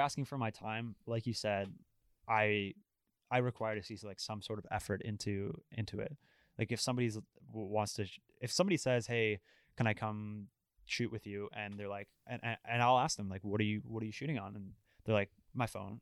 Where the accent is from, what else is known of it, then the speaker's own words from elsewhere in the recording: Ottawa, Ontario, Canada; I'm from Ottawa, I love Ottawa